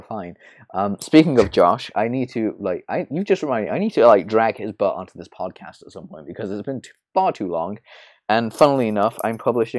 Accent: England, United Kingdom; yeah, I grew up in England. I grew up in, I live in London, so.

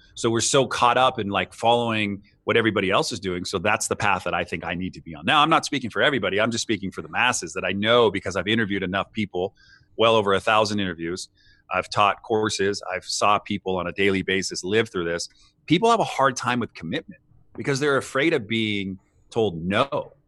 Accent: United States; for us in the States

